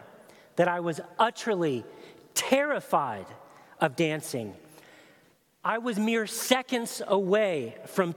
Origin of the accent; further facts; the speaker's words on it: Chattanooga, Tennessee, United States; my hometown of Chattanooga, Tennessee, 13 years old